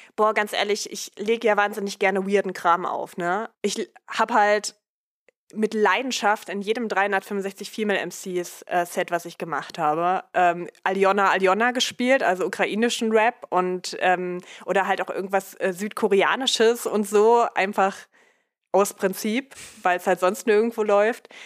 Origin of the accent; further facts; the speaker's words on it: Dessau, Saxony-Anhalt, Germany; in meiner Heimatstadt in Dessau